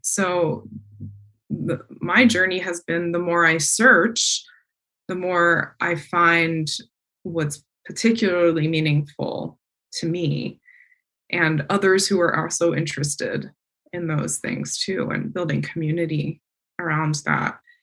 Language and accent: English; East Coast, United States; the fireflies I grew up around on the East Coast